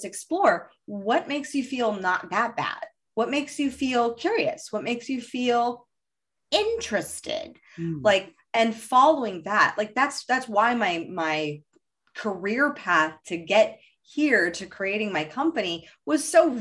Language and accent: English; Los Angeles, California, United States; I grew up in Hollywood